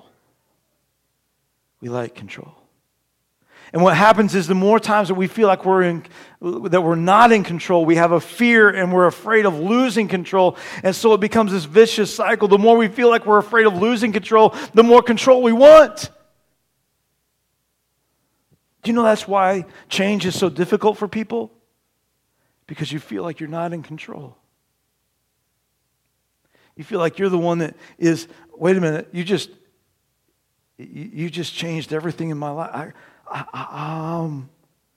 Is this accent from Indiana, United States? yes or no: yes; Terre Haute, Indiana, United States; moved away; I'm originally from Terre Haute, Indiana